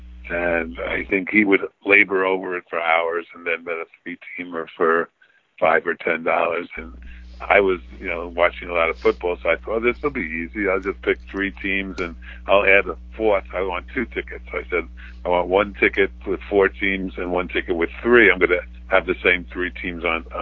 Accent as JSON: {"language": "English", "town": "New York City", "region": "New York", "country": "United States", "tie": "born or raised there", "said": "So I never left the borough."}